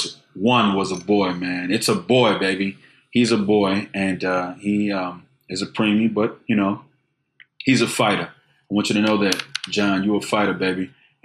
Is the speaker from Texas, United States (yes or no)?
yes; Houston, Texas, United States; I'm from Fondren Road, the 12,500 block of Fondren Road. That's the part closer to Maine